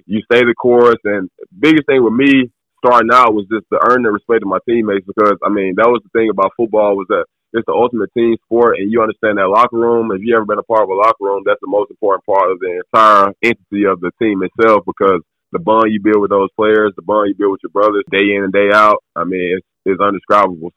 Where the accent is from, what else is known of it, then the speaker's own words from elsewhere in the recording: Wetumpka, Alabama, United States; I grew up in Alabama, pretty much raised in Alabama as well. A little town right outside of Montgomery called Wetumpka